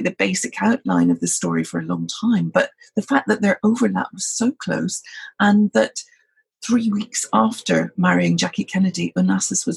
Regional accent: Scotland, United Kingdom; I'm a Brit. I'm Scottish, in fact.

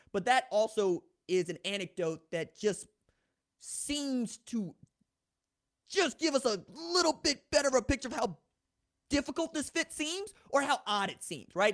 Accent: Tulsa, Oklahoma, United States; I'm a dude from Tulsa

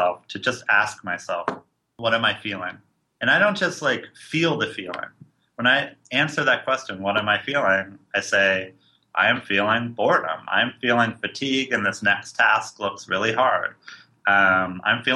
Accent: San Francisco, California, United States; I'm from San Francisco

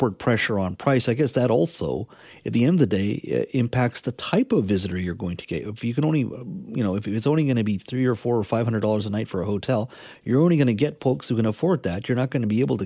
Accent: the interior of British Columbia, Canada; I grew up in the interior here in British Columbia, a small little lumber town

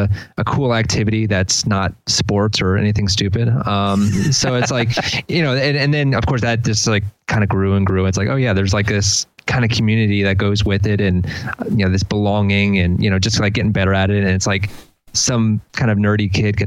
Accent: Delaware, United States; also born or lived in Philadelphia; now in College Park, United States; I'm from Delaware originally

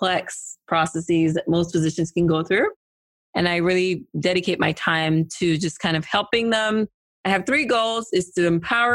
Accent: Cameroon; moved away as an adult; now in Kentucky, United States; So I am from Cameroon in West Africa. I live in Kentucky.

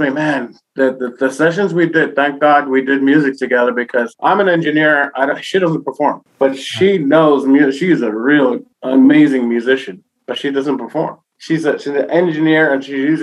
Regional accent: New York, United States; I'm Boricua from New York

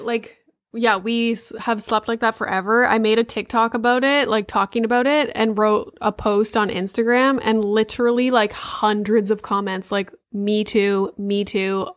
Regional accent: Sudbury, Ontario, Canada; I'm from Sudbury, so, like, up there.

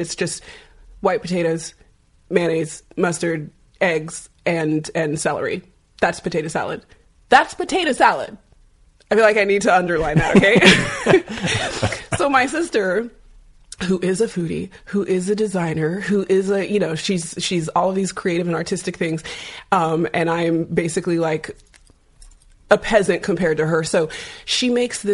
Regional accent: California, United States; I'm from California

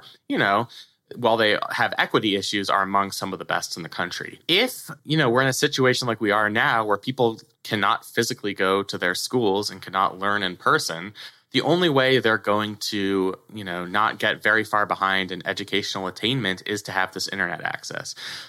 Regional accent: California, United States; now in Maryland, United States; I hate to keep talking about my home state of California

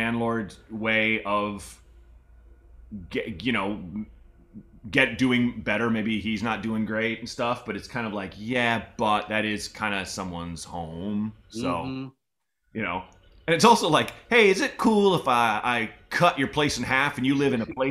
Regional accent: Portland, Oregon, United States; moved away; I own a house in Portland

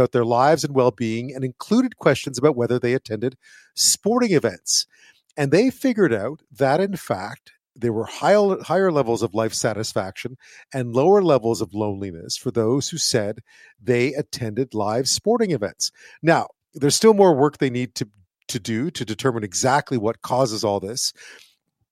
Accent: Montreal, Quebec, Canada; moved away; also born or lived in England; I grew up in Montreal

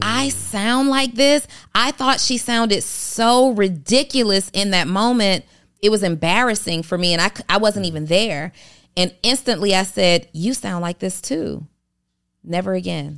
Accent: College Park, Georgia, United States; also born or lived in New Orleans, Louisiana; I'm originally from New Orleans, and I was raised in College Park, Georgia

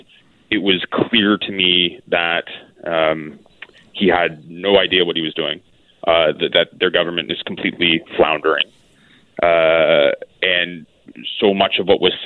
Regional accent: Kitchener, Ontario, Canada; I'm seeking a nomination in my hometown in Kitchener

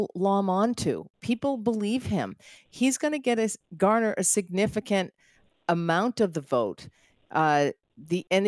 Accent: Boston, Massachusetts, United States; being from the Boston area

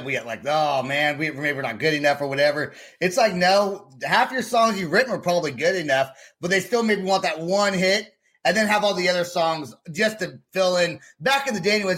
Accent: Vacaville, California, United States; I grew up in Vacaville, California, which is where they're from

